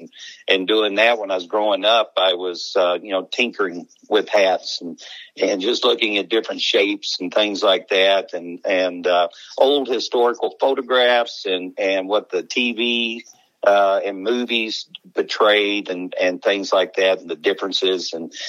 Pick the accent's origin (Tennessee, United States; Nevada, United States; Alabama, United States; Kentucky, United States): Kentucky, United States; now in Casper, United States; So I was born, we had a farm. I was always around horses and cattle growing up. My dad had a passion for the livestock. And so we were in the very western tip of Kentucky, right where the Ohio and Mississippi River ru